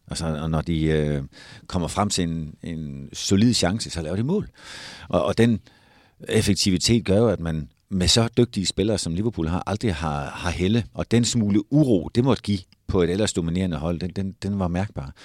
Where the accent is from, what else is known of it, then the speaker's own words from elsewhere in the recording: Denmark; vi som danskere